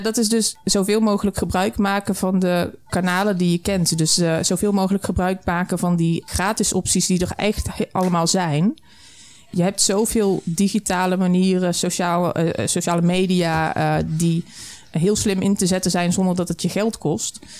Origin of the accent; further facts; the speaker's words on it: the Burgundian south, southern Netherlands, Netherlands; also born or lived in Flevoland; now in Almere, Netherlands; Ik kom uit het Bourgondische Zuiden, mijn man ook